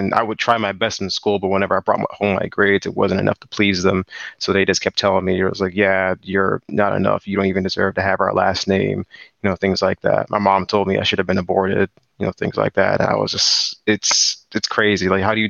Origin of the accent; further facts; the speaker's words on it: Landover, Maryland, United States; So I was born and raised in Landover, Maryland, 1998. And I'm currently 23 years old.